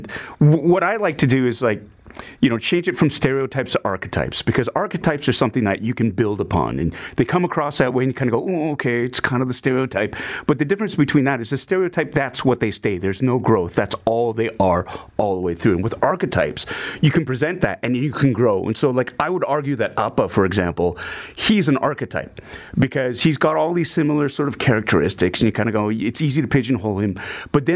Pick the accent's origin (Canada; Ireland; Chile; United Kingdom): Canada; I am of Asian heritage, of Asian descent, but I'm Canadian through and through as well